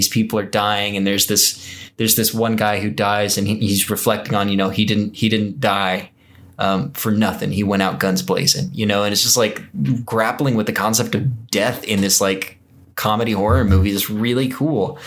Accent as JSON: {"language": "English", "region": "Texas", "country": "United States", "tie": "born or raised there", "said": "I was raised in Texas"}